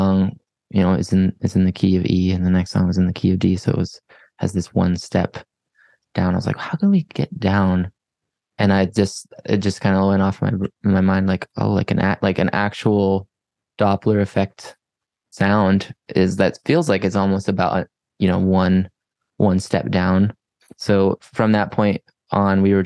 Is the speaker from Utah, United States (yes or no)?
yes; Heber City, Utah, United States; now in Salt Lake City, United States; I grew up in Heber City